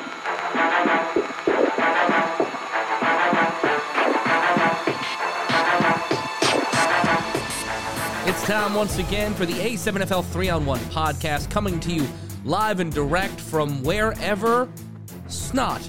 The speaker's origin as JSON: {"language": "English", "town": "New York City", "region": "New York", "country": "United States", "said": "I'm from Brooklyn"}